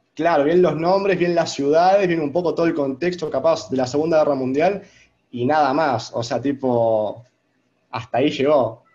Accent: Argentina; first language Spanish; soy argentino

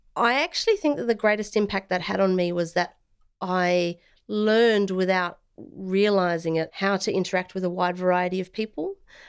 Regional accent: South Australia, Australia; also born or lived in Clare Valley / Wallaroo; country in South Australia for the first 5 years of my life. My parents were small business owners. So we moved from the Clare Valley to Wallaroo, which is by the ocean.

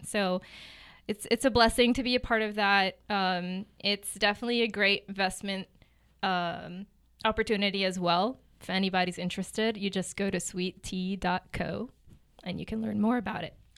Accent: Gaza City, Gaza Strip, Palestine; moved away as an adult; also born or lived in Newark, New Jersey / Memphis, Tennessee / Kansas City; now in Lee's Summit, United States; So I lived in Gaza City for ten years.

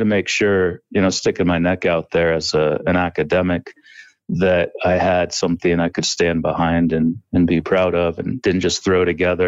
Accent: Northeast Ohio, United States; I grew up in Northeast Ohio

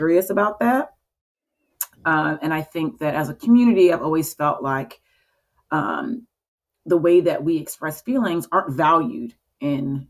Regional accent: Florida, United States; also born or lived in Chicago; now in Baltimore, United States; Well, I moved here from Chicago. I'm from Florida, but I was in Chicago for a few years.

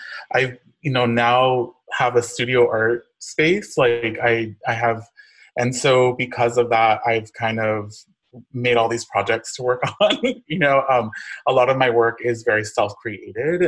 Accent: Inland Empire, Southern California, United States; moved away as an adult; also born or lived in Los Angeles; now in Tulsa, United States; I'm originally from Southern California. I grew up in the Inland Empire

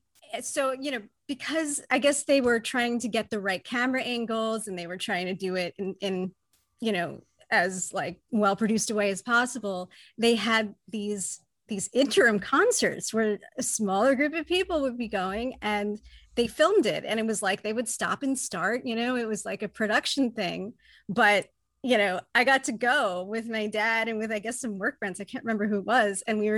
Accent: Newport, Rhode Island, United States; I grew up in Rhode Island in Newport

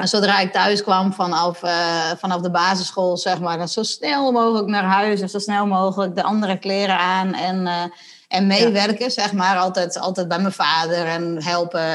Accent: Sondel, Friesland, Netherlands; ik ben, eh, geboren in Sondel. Dat ligt vlakbij Lemmer in Friesland. En, eh, ik ben ge-, groot geworden in een gezin met, eh, nog twee zussen en nog één broer

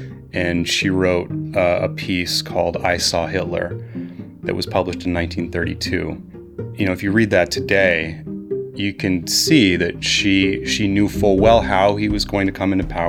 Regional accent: Barnard, Vermont, United States; she's buried here in my hometown

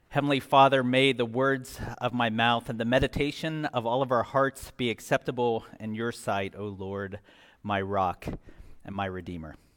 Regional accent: Scotland, United Kingdom; I'm Scottish

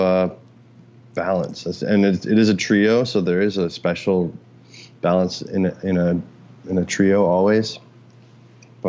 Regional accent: Oakville, Ontario, Canada; moved away as an adult; also born or lived in Boston; now in New York, United States; I grew up in Oakville and Ontario

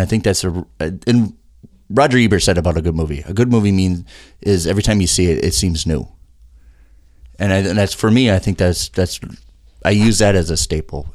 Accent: South St. Paul, Minnesota, United States; also born or lived in Colorado; I was born in Colorado, but then my family moved here in South Saint Paul

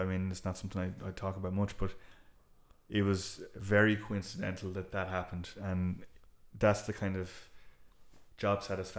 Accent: Ennis, County Clare, Ireland; now in Dublin, Ireland; So when I was in Ennis, I moved from Ennis to Dublin for the job. And at the time, I had the very West Coast attitude of, you know, well, screw Dublin, like, you know.

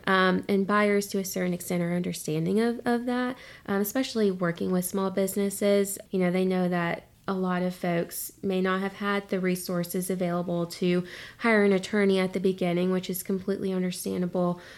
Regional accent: Concord, North Carolina, United States; moved away as an adult; also born or lived in Greensboro, North Carolina; now in Wilmington, United States; I'm originally from Concord

